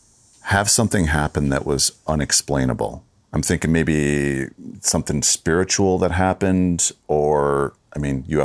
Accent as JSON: {"language": "English", "region": "Wisconsin", "country": "United States", "tie": "born or raised there", "said": "growing up in Wisconsin, I was a Packer fan"}